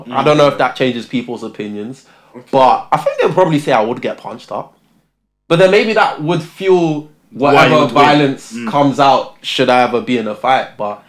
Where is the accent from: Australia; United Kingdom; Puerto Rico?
United Kingdom; Luton, East of England; born or raised there; also born or lived in Tottenham, London